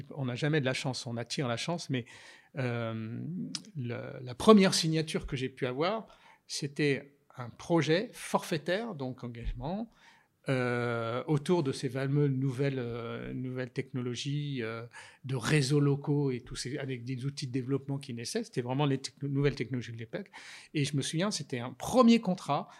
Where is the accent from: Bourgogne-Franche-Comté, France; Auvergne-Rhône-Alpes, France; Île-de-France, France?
Bourgogne-Franche-Comté, France; Burgundy; j'ai essuyé mes culottes courtes quand j'étais petit sur des bancs d'école, puisque mes parents étaient instituteurs. Et dans un village de Bourgogne